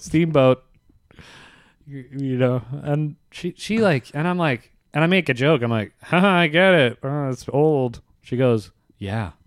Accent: Virginia, United States; moved away; I grew up in Virginia

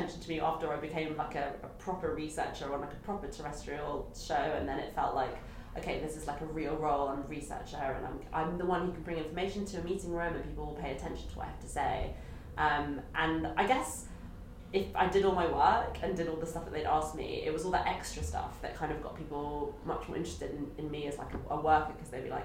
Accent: London, United Kingdom; I'm from London, so like, this is home, and like, this is all I know

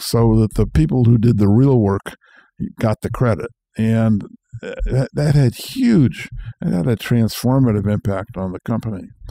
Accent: Marin County, California, United States; I was born in California, grew up here, grew up Marin County before it was Marin County

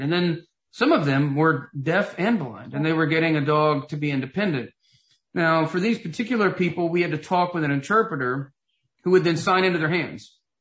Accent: Knoxville, Tennessee, United States; moved away as an adult; I grew up in Knoxville, Tennessee, and lived there for the first 25 years of my life

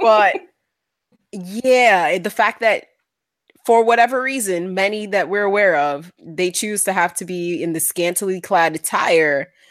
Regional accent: New York City, New York, United States; I was born in the Bronx

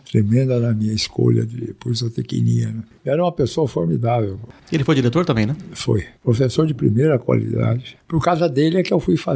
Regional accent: Minas Gerais, Brazil; É, porque eu sou mineiro, né?

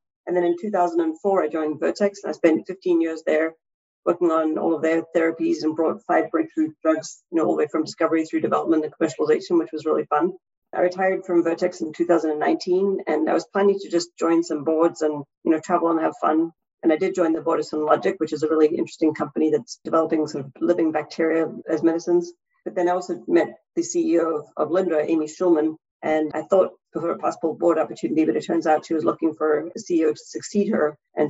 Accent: South Africa; moved away as an adult; now in United States; So I grew up in South Africa and studied chemical engineering and then came to America in a really long time ago to come for graduate school and ended up getting my PhD in chemical engineering

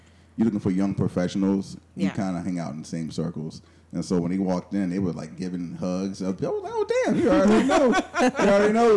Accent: Virginia, United States; now in Tampa, United States; I'm from Virginia, so I know the cold

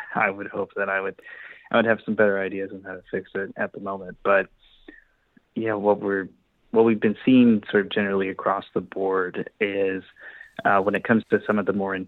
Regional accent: Arkansas, United States; my home state, Arkansas

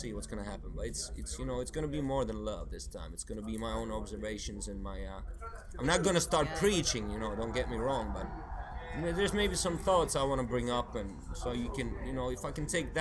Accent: Helsinki, Uusimaa, Finland; first language Swedish; English is a second language; I'm from here

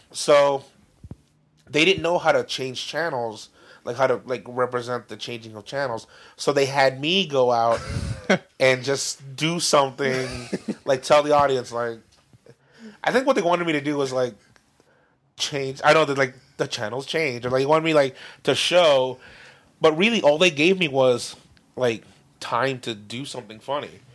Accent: Downey, California, United States; the high schools in our area. So like Warren

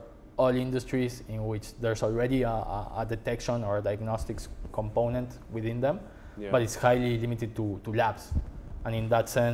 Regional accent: Buenos Aires, Argentina; moved away as an adult; now in United States; I was born in Argentina

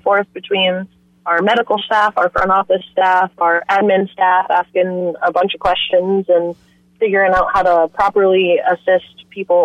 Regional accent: Flagler County, Florida, United States; I was born and raised right here in Flagler County. I've been here my entire life

